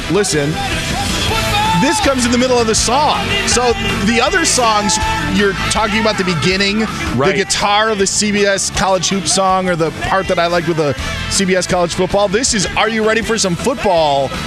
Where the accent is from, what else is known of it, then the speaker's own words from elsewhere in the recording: Wisconsin, United States; in beautiful Erin, Wisconsin, my home state